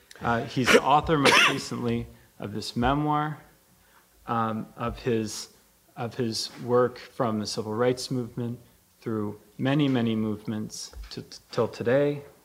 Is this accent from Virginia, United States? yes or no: yes; Arlington, Virginia, United States; I grew up in Arlington, Virginia, and I grew up going to that drugstore, that same store.